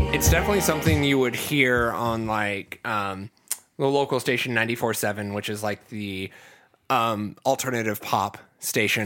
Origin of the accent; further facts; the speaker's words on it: Ohio, United States; I'm from the Midwest, um, I'm from Ohio